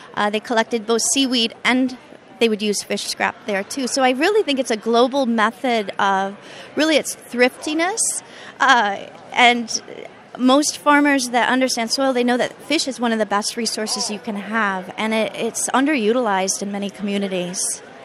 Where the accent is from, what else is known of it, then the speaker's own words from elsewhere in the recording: southern Wisconsin, United States; now in Hawaii, United States; my family lived in Wisconsin, and they continue to live there, I should say. Um, yeah, so southern Wisconsin.